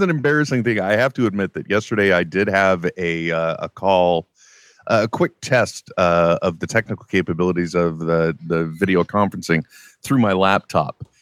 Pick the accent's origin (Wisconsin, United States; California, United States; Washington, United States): California, United States; East Bay; I grew up, uh, I grew up out here in the East Bay